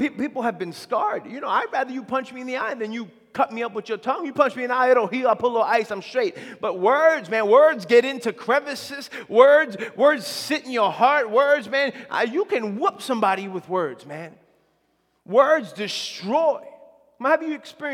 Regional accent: near the Belmont Racetrack, New York, United States; I grew up near the Belmont Racetrack

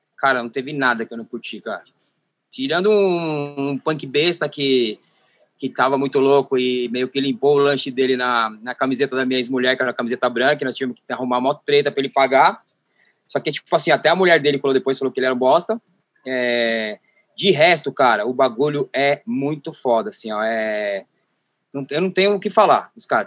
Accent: Osasco, São Paulo, Brazil; eu sou, na real, do Jardim Dávila, que é o último bairro de Osasco, divisa com São Paulo

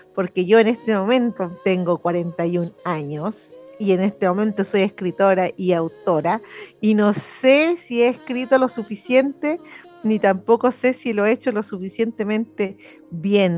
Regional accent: Chile; como chilenos y chilenas

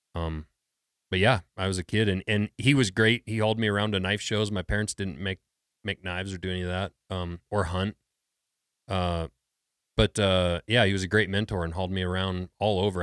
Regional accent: Lincoln, Montana, United States; I grew up in Lincoln, Montana, which is a small logging town

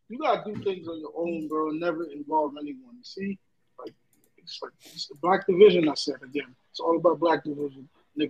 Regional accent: New York City, New York, United States; Like me and Nelson, we're from New York City. We're not from fucking Mount Vernon or New Rochelle. We're from New York City.

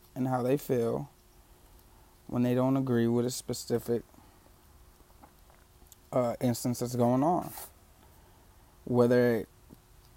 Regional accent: Detroit, Michigan, United States; now in Los Angeles, United States; I grew up in Detroit

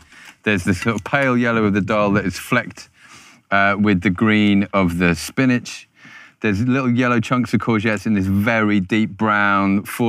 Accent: Croydon, London, United Kingdom; I'm from Croydon, Jimmy.

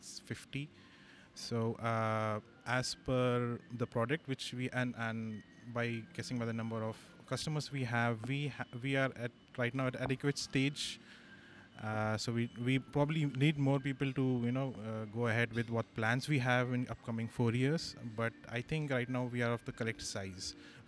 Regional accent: Hyderabad, Telangana, India; I'm from Hyderabad.

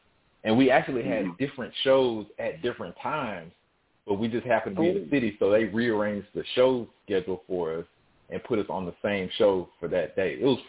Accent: Houston, Texas, United States; I'm born and raised in Houston, Texas. So I'm a South Side representer. born and raised on the Gulf Coast here.

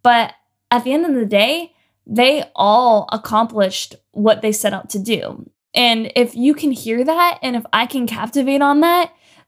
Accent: Ontario, Canada; moved away as an adult; now in Los Angeles, United States; So last year I moved to LA, and man, it was quite a ride. I moved from Canada.

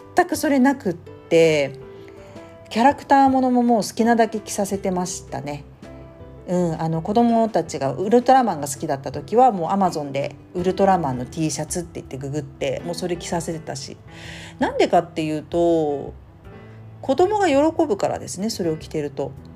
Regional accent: Tokyo, Japan; moved away; 私の実家東京に行きますが

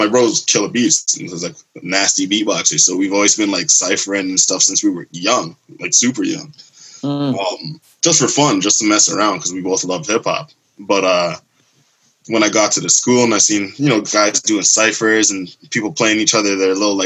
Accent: Mississauga, Ontario, Canada; I'm from Sauga. Like, I'm not actually from Toronto. I'm from right by Toronto

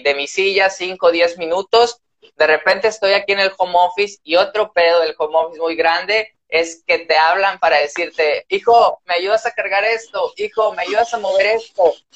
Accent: Tamaulipas, Mexico; transmitimos aquí desde Tamaulipas, somos norteños orgullosamente

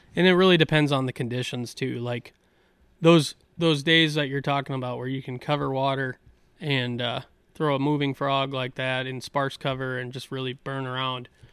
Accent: La Crosse, Wisconsin, United States; some of those sloughs where I grew up in Goose Island

